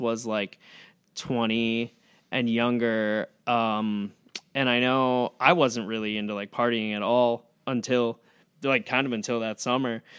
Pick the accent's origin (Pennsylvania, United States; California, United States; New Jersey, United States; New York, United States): New York, United States; Amherst; moved away as an adult; also born or lived in Chicago; I grew up in Amherst. I went to Sweet Home High School